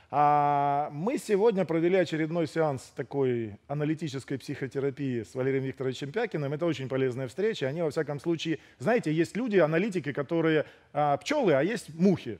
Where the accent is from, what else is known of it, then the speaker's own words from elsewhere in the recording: Ukraine; я сам украинец